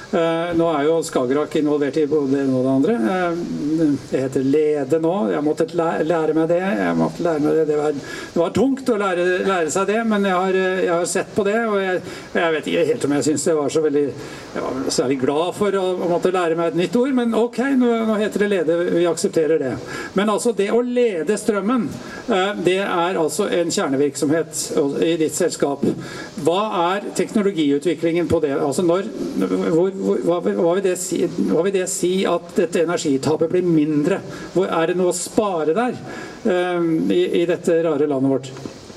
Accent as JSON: {"language": "Norwegian", "town": "Tjøme", "region": "Vestfold", "country": "Norway", "said": "der jeg kommer fra, på Tjøme"}